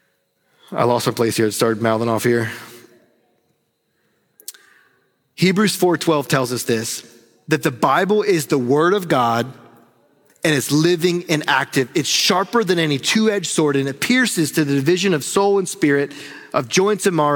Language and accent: English; North Carolina, United States; I'm from the South and from North Carolina